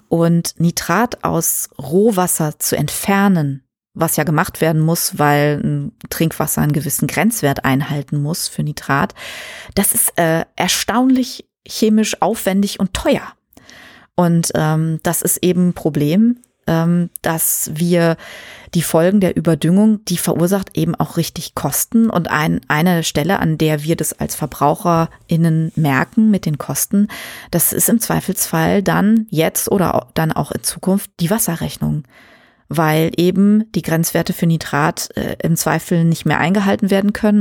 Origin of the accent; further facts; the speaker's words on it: Germany; wir in Deutschland